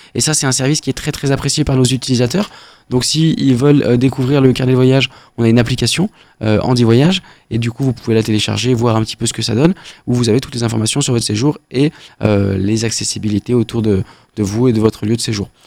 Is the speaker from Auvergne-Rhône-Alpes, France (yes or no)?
yes; Beaujolais, Auvergne-Rhône-Alpes, France; on vient, on vient du Beaujolais